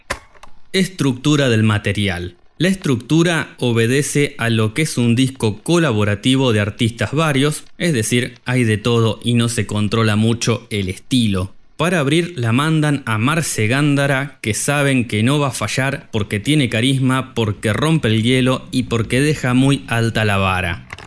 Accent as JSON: {"language": "Spanish", "country": "Argentina", "said": "como buenos argentinos que somos"}